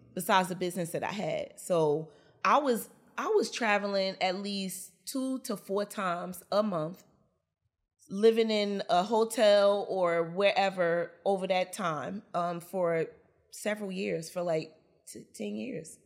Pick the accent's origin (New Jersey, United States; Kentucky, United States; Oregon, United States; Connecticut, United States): New Jersey, United States; Newark; I'm also born and raised in Newark, New Jersey.